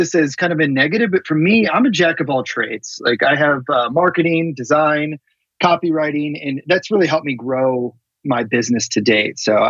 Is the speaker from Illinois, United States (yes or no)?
yes; Chicago, Illinois, United States; moved away as an adult; also born or lived in Wisconsin; now in Los Angeles, United States; Grew up in the suburbs of Chicago, Illinois.